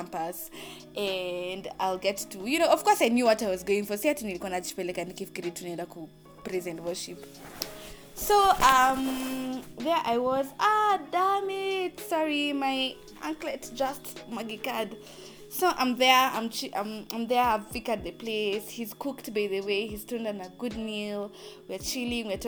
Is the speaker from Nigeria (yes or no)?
no; Athi River, Machakos County, Kenya; I'm from Athi River